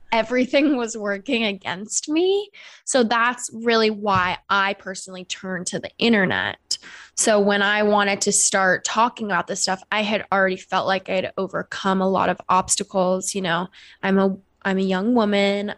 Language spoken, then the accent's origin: English; Seattle, Washington, United States; moved away; I'm from Seattle, Washington originally